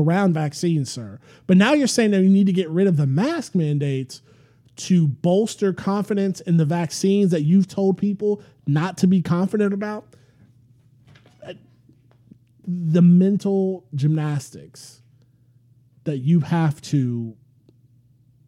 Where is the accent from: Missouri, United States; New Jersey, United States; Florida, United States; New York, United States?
Florida, United States; St. Petersburg; now in New Orleans, United States; my hometown of St. Petersburg, Florida